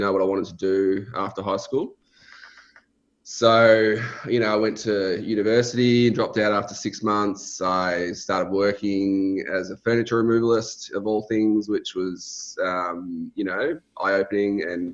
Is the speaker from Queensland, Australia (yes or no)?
no; Melbourne, Victoria, Australia; I grew up in Melbourne. So I've always lived in Melbourne, Australia.